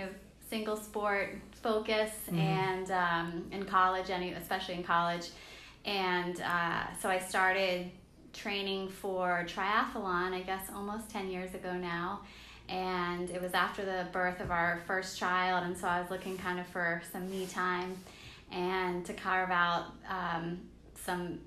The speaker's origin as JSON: {"language": "English", "region": "Virginia", "country": "United States", "tie": "born or raised there", "also_born_or_lived": "Blacksburg, Virginia", "moved": "as an adult", "lives_now": "Charleston, United States", "said": "I'm born and bred in Virginia, so that's where I grew up all the way until we moved, my family and I moved here to the Charleston area 5 years ago."}